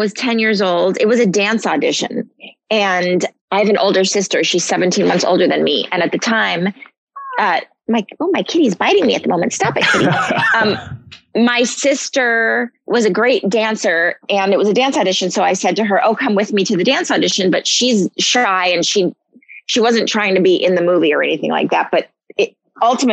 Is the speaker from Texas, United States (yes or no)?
no; Malibu, California, United States; I grew up in Malibu, California